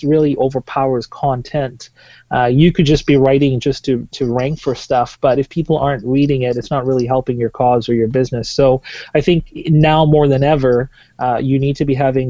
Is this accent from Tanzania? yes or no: yes; Tanzania; moved away as an adult; now in Vancouver, Canada; I am originally from Tanzania, East Africa. I moved here about 11 years ago